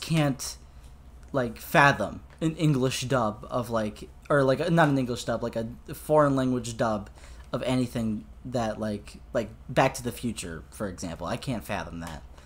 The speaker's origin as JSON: {"language": "English", "country": "United States", "said": "American Boy over here"}